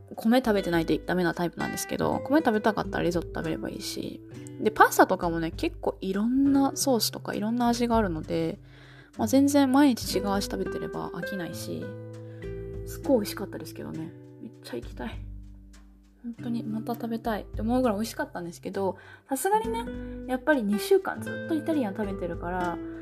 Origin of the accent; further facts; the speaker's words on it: Japan; 日本人の私